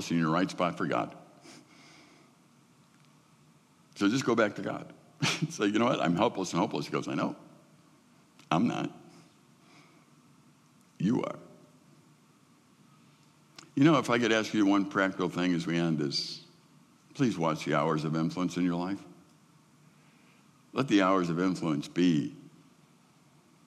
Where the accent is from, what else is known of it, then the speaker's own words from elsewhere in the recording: Midwest, United States; I'm a Midwesterner